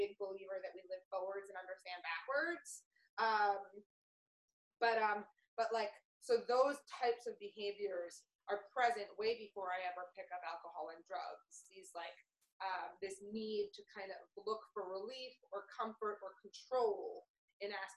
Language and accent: English; New York City, New York, United States; I grew up in New York City